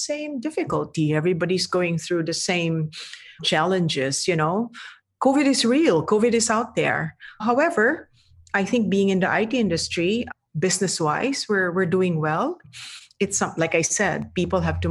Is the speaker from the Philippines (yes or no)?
yes; Philippines; I'm Filipino